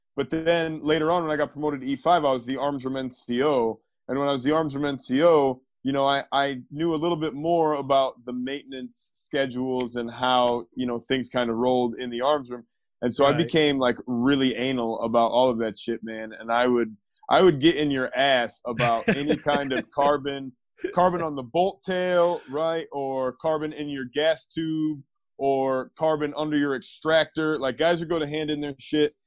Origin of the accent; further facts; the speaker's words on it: Maine, United States; moved away; I'm originally from Maine